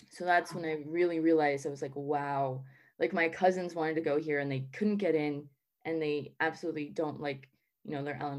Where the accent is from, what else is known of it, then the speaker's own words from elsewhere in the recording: Southern United States, United States; i don't have a colombian accent um but i also don't have a southern accent and I'm from the South.